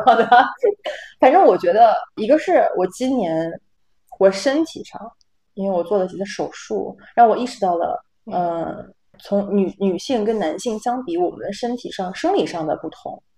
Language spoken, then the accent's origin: Chinese; Northeast China, China; moved away as an adult; also born or lived in Rotterdam, Netherlands; now in Amsterdam, Netherlands; 因为我是东北人，我们那边有个节目叫，呃，叶文有话要说